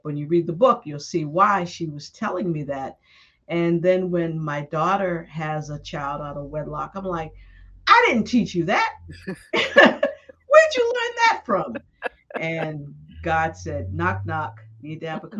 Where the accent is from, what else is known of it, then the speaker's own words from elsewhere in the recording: Boston, Massachusetts, United States; moved away as an adult; also born or lived in Brooklyn, New York / Washington, D.C.; I grew up in Boston, and after high school in Boston